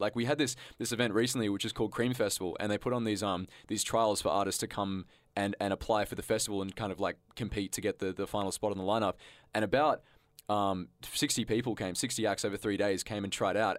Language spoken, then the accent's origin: English; Canberra, Australian Capital Territory, Australia; growing up in high school, you know, I thought Canberra was a little bit shit